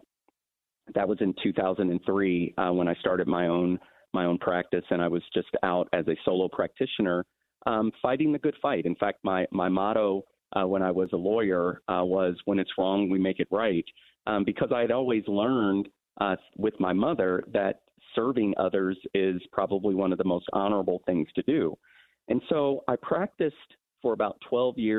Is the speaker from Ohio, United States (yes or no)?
yes; Columbus, Ohio, United States; also born or lived in Los Angeles, California; we moved from Columbus to Los Angeles, California, with no family, no safety net. And that's the period of time, probably from the age of 6 to maybe 8. We came back to Columbus when I was about 10